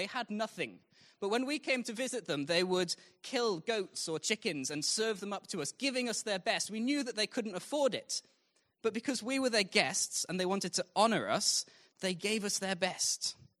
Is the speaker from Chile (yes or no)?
no; Zimbabwe; also born or lived in Mozambique; So I was a missionary kid. I grew up in Zimbabwe and Mozambique, which was very different to life here.